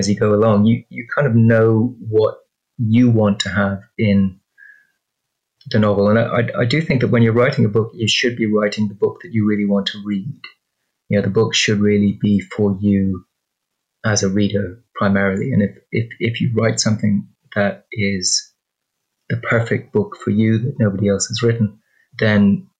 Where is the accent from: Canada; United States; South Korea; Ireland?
Ireland; I'm Irish